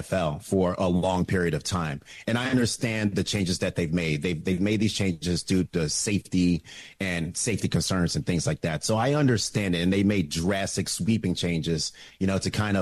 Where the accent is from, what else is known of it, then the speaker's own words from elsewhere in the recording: Oklahoma, United States; I grew up in Oklahoma in the late 70s, early 80s